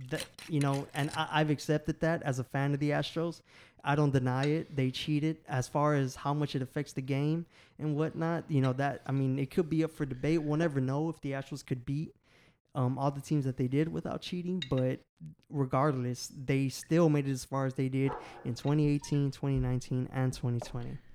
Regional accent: Houston, Texas, United States; I'm from Houston, Texas, born and raised

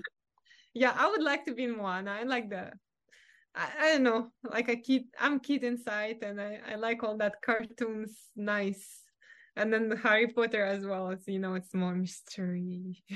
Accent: Russia; English is a second language; moved away as an adult; now in California, United States; growing up in Russia

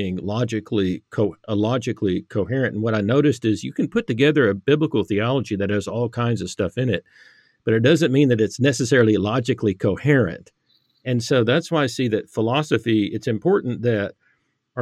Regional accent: Irving, Texas, United States; I grew up in Irving, Texas

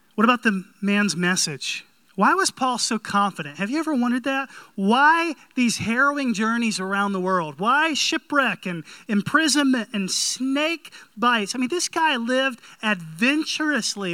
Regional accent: North Carolina, United States; I grew up in North Carolina

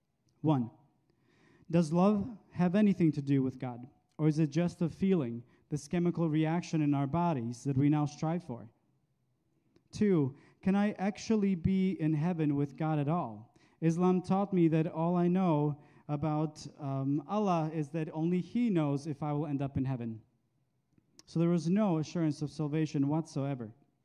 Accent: Bosnia & Herzegovina; moved away; I grew up Muslim in Bosnia, where the name of Jesus is not raising a feeling of safety and comfort, but rather feelings of fear and danger. I was a mere child when the Balkan War happened in the 90s.

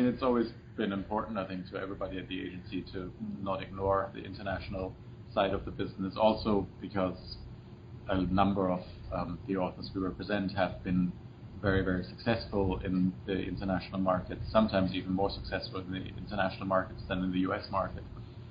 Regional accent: Germany; now in United States; I'm Irish, Danielle, our assistant, is Canadian, I'm German

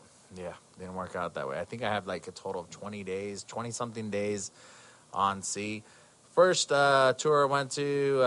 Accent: California, United States; moved away as an adult; now in East Coast, United States; I'm actually from California, and I moved to the East Coast

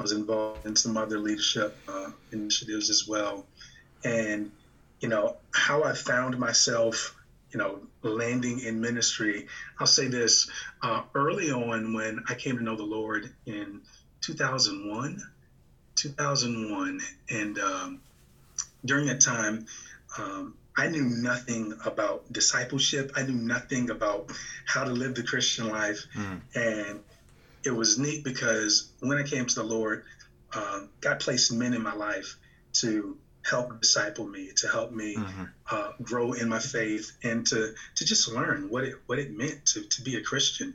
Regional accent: Virginia, United States; moved away as an adult; now in Michigan, United States; I'm originally from Virginia

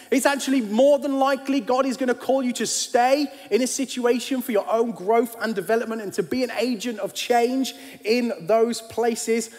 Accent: United Kingdom; as British kids

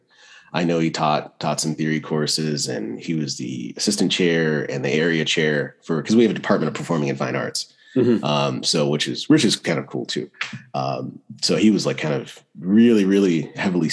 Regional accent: Greenville, North Carolina, United States; I actually grew up in Greenville, North Carolina

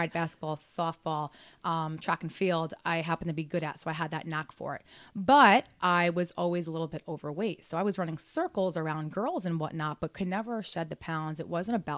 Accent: Sayreville, New Jersey, United States; also born or lived in Brooklyn, New York / upstate New York / Belmar, New Jersey; Jersey. I'm from Sayreville, actually

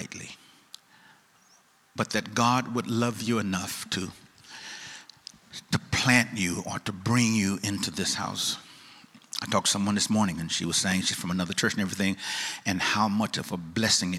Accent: East St. Louis, Illinois, United States; I'm from East St. Louis. East St. Louis, Illinois. Not St. Louis

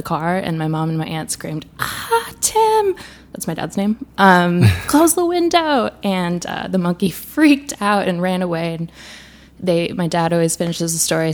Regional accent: Wisconsin, United States; also born or lived in South Africa / Botswana; now in Brooklyn, United States; I grew up in Wisconsin

